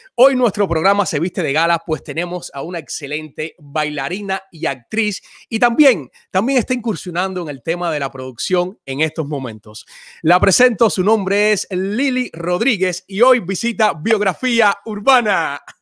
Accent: Cuba; now in United States

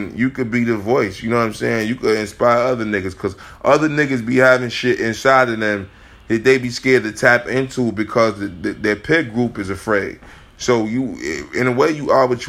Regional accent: Chicago, Illinois, United States; We came from Chicago, nigga. I came from Chicago

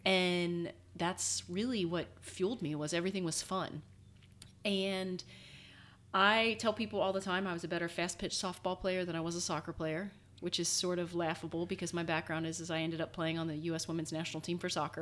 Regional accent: Cincinnati, Ohio, United States; growing up in Cincinnati, it is a big city

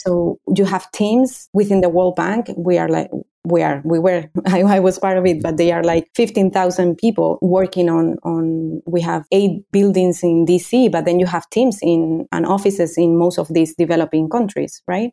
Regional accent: Canary Islands, Spain; also born or lived in Madrid, Spain; I grew up here in the Canary Islands

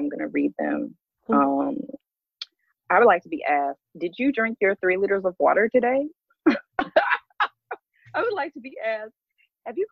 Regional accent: Mobile, Alabama, United States; moved away; also born or lived in New York / Atlanta / Portland, Oregon; That's where I'm really from Mobile, Alabama.

